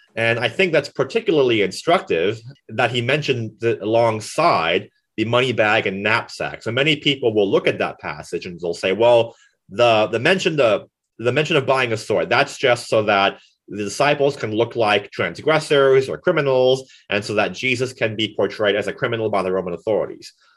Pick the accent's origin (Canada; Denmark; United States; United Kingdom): United States; Florida; now in Kansas, United States; Florida, my home state